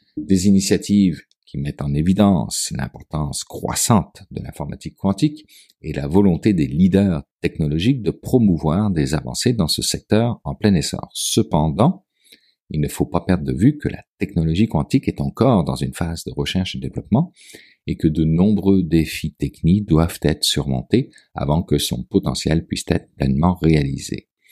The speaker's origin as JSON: {"language": "French", "region": "Quebec", "country": "Canada", "said": "Chez nous, au Québec"}